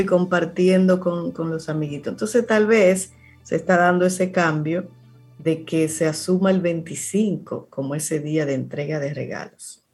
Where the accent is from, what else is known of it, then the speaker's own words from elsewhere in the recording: Cibao, Dominican Republic; tú y yo somos de Cibao